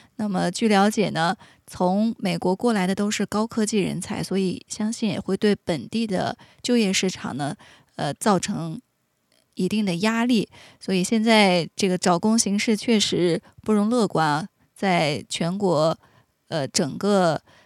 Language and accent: Chinese; Inner Mongolia, China; 我的家乡内蒙古